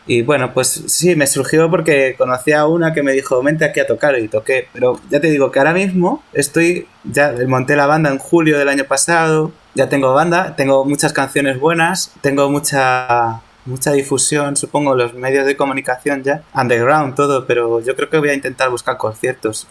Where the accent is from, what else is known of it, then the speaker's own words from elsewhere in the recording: Toledo, Castilla-La Mancha, Spain; soy de Toledo